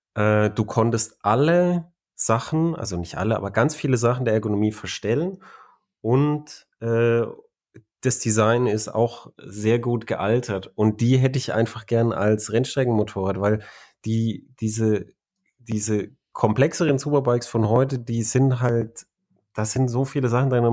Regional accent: Germany; ich bin ja äh, ein Deutscher.

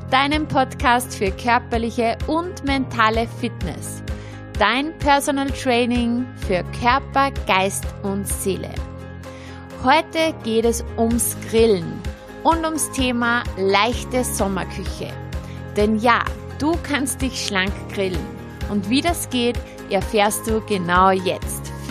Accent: Austria; sehr beliebt bei uns in Österreich sind auch Kräuter- und Knoblauchbaguettes

